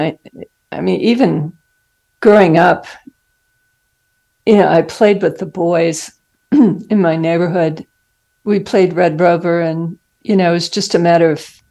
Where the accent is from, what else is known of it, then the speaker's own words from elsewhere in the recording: Arizona, United States; moved away as an adult; also born or lived in Salt Lake City, Utah / Boston, Massachusetts; I grew up in Arizona and went to college there, medical school in Salt Lake City